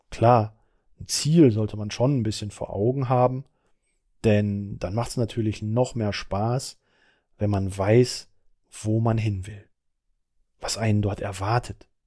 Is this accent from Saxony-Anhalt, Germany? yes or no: no; Dortmund, North Rhine-Westphalia, Germany; Ich komme nämlich aus Dortmund. Da kenne ich Wandern nur von Kohlenhalden rauf oder runter